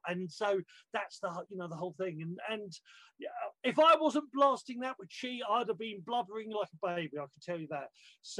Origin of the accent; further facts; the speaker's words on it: United Kingdom; As a British ice hockey goon